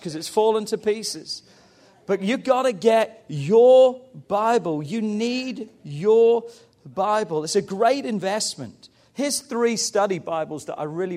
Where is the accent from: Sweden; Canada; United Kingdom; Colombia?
United Kingdom; England; I love being English